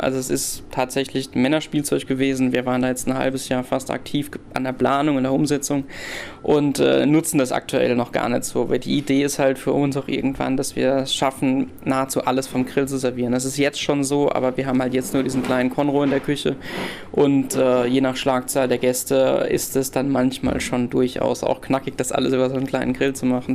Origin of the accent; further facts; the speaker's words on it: Rhineland-Palatinate, Germany; wir als Pfälzer